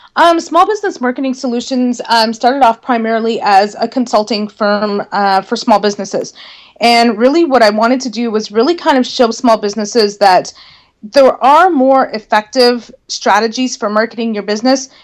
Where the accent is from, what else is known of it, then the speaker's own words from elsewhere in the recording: Northern Ontario, Canada; I was probably going to need to move away from my hometown in order to work for a marketing firm because there weren't any marketing firms where I lived